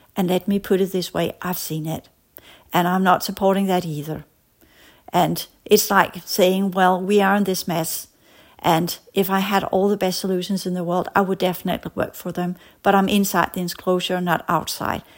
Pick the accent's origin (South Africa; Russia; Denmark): Denmark; as we said in Danish, because I come from Denmark